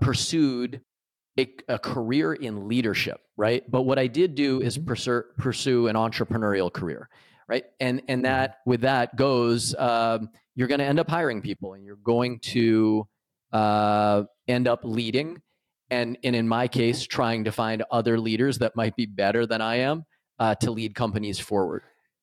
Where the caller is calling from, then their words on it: Michigan, United States; I am calling in from Michigan in the U.S.